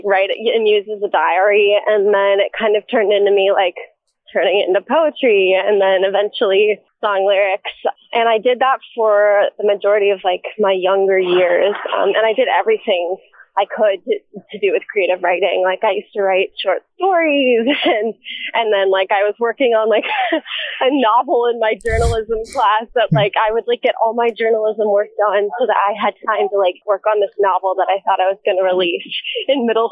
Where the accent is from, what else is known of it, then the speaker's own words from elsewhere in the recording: Manhattan Beach, California, United States; also born or lived in Canada; I was born and raised in Manhattan Beach, California